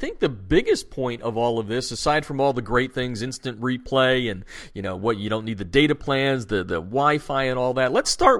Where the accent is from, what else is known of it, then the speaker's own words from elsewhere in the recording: Easton, Pennsylvania, United States; moved away; you can take the boy out of Pennsylvania, but not Pennsylvania out of the boy. I grew up in Easton